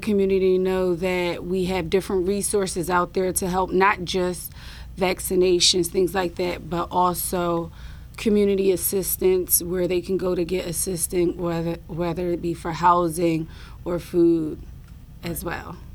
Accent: Atlantic City, New Jersey, United States; I was born and raised in Atlantic City.

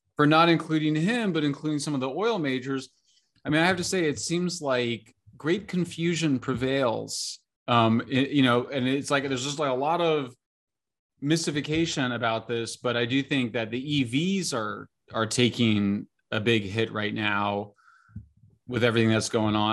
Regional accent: San Francisco, California, United States; my hometown paper

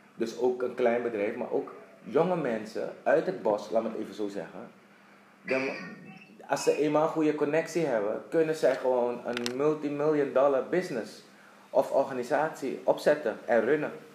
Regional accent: Suriname; moved away as an adult; also born or lived in Netherlands / Dublin / Curaçao; ik ben geboren getogen in Suriname

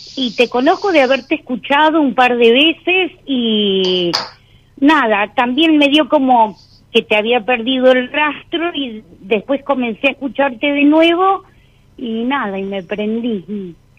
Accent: Patagonia, Argentina; soy de la Patagonia

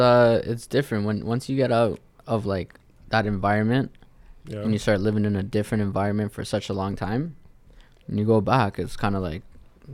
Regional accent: Nigeria; Yo, I'm Nigerian.

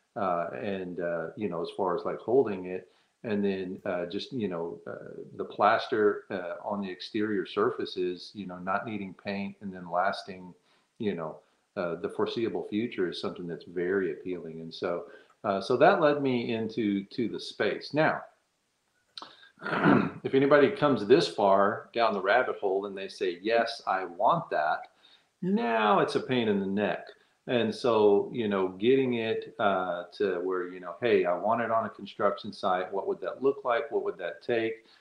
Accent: Texas, United States; now in Virginia, United States; I'm from Texas. I live in Virginia

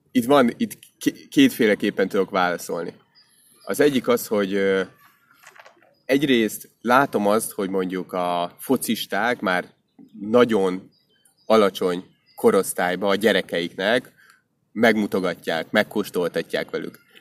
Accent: Hungary; magyarok vagyunk

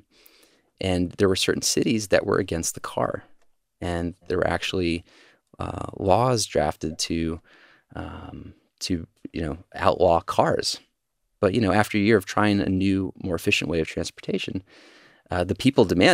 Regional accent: Georgia, United States; now in San Francisco, United States; when I was growing up in Georgia

